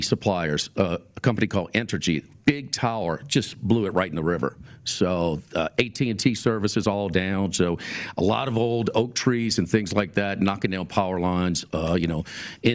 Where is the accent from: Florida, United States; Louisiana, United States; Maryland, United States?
Louisiana, United States; New Orleans; now in Baton Rouge, United States; I grew up in New Orleans, live in Baton Rouge